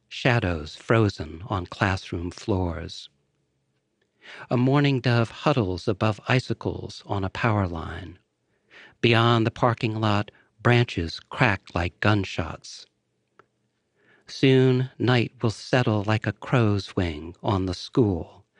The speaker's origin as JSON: {"language": "English", "town": "Woodbury", "region": "Connecticut", "country": "United States", "tie": "born or raised there", "moved": "yes", "said": "the small town where I grew up"}